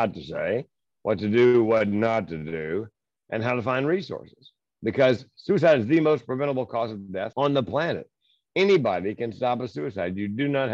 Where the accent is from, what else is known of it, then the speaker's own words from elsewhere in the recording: Southern United States, United States; I was raised in the Southern United States